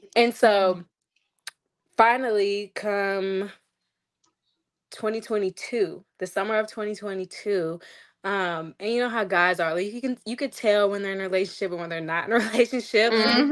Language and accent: English; Kentucky, United States; I'm from Kentucky